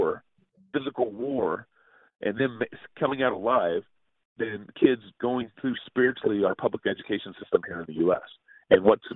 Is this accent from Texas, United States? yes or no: yes; Texas, United States; now in Northwest, United States; I was born and raised in Texas.